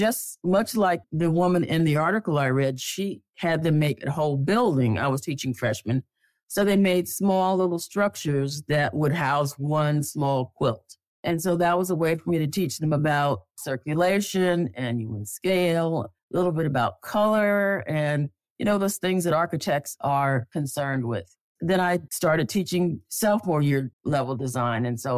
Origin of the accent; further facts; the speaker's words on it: Connecticut, United States; also born or lived in North Alabama; I was born in North Alabama. My dad was a chemist, and he worked for a company that moved us around, and we kind of settled up north in Connecticut.